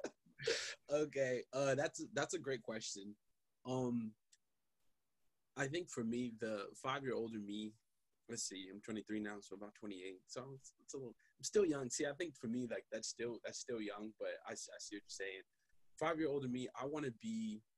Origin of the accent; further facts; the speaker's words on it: Zimbabwe; now in United States; I was actually born in Zimbabwe